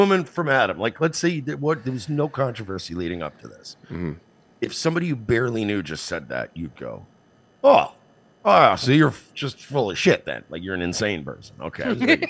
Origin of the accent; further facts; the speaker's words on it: India; I'm not a doctor, but I am Indian, so I feel like...